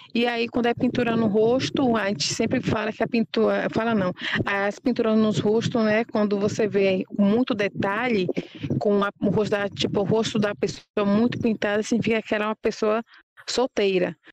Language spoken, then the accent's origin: Portuguese; Brazil; also born or lived in Aldeia Novos Guerreiros; Eu falo por aqui, como o Pataxó, da Aldeia Novos Guerreiros, e que fui nascida e criada na Aldeia Cruz Vermelha